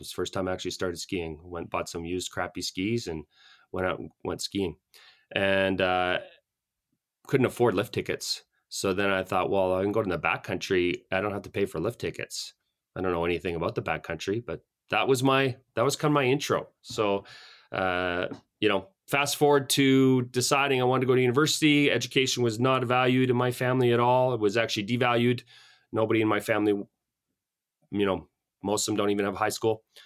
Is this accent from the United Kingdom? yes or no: no; Calgary, Alberta, Canada; now in Canmore, Canada; I grew up in Calgary, uh, French Canadian family